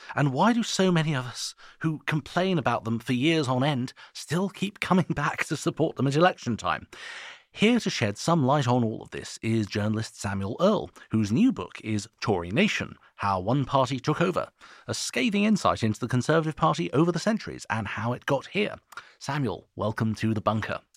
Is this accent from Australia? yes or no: no; Switzerland; now in United Kingdom; I'm not British. I'm Swiss. I just live here.